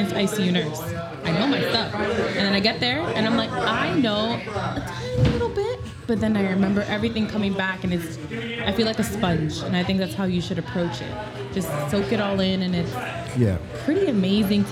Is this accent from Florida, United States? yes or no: yes; Miami, Florida, United States; now in Orlando, United States; Allegedly from Miami, but I allegedly live in Orlando now